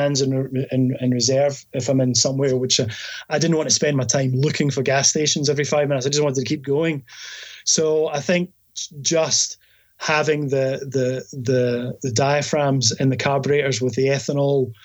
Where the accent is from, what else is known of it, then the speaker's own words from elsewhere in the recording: Scotland, United Kingdom; I'm from Scotland